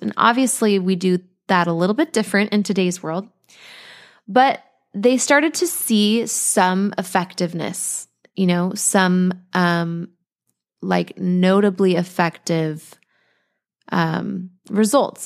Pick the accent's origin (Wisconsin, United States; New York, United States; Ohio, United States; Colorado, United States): Colorado, United States; now in Costa Rica; we're from Colorado, but we're here in Costa Rica